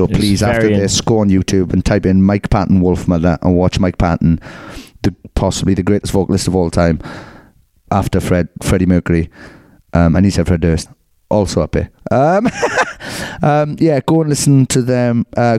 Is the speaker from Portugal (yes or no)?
no; Australia; I'm Australian, Sean.